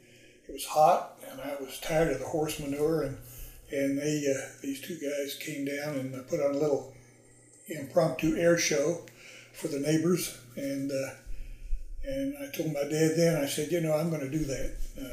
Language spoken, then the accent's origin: English; Springfield, Missouri, United States; I grew up in Springfield, Missouri